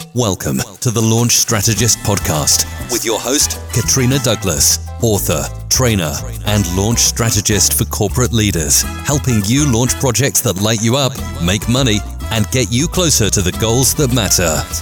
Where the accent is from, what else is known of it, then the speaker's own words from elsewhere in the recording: Taiwan; English is a second language; moved away as an adult; also born or lived in United States / Jamaica; I'm original from Taiwan.